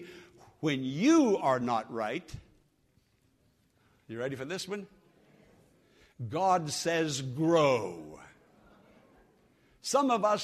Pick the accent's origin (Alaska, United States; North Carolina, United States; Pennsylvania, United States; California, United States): Pennsylvania, United States; Western; moved away; I'm from Western Pennsylvania, as you know, hill country